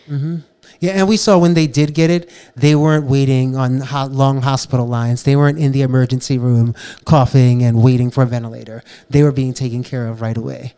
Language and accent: English; New York City, New York, United States; Growing up, I grew up in the South Bronx